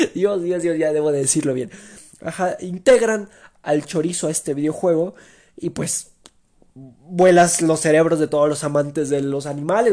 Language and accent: Spanish; Mexico; como típico mexicano